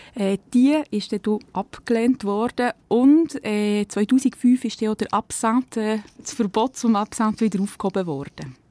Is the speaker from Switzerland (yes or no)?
yes; Switzerland